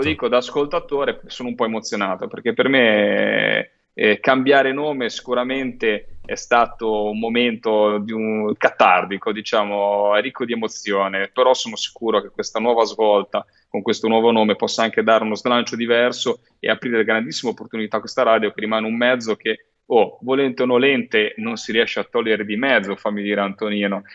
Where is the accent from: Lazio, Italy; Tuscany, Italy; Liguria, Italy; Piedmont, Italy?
Liguria, Italy; da Ligure